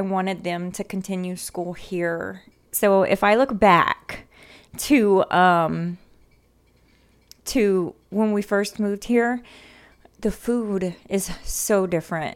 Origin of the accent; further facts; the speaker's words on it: South Louisiana, United States; moved away as an adult; now in San Antonio, United States; being born and raised in South Louisiana